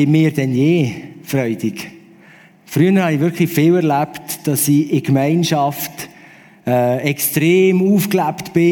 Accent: Aargau, Switzerland; bin ich irgendwo am See laufen, wo ich aufgewachsen bin, am Halwiler See, sorry, nicht Zürichsee.

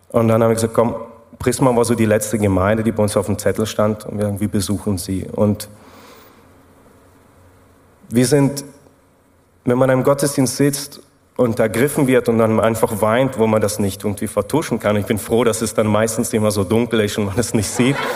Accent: Germany; moved away as an adult; now in Switzerland; Ja, also man hört es ja raus, ich komme aus Deutschland. Ich habe eine Schweizerin geheiratet und das war der Punkt, wo wir dann in die Schweiz gezogen sind.

